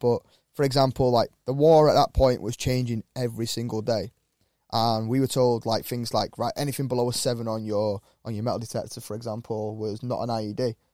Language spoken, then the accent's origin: English; Wiltshire, South West England, United Kingdom; now in Cheshire, United Kingdom; a lad growing up in Wiltshire